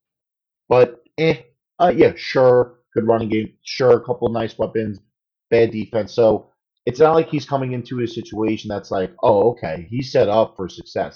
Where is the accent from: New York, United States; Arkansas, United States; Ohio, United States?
New York, United States; New York City; I'm Italian from Brooklyn